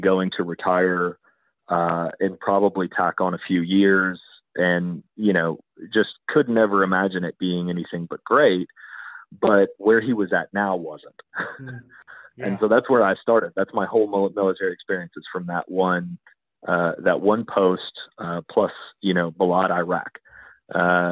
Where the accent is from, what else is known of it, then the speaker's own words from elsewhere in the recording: Texas, United States; as a Texan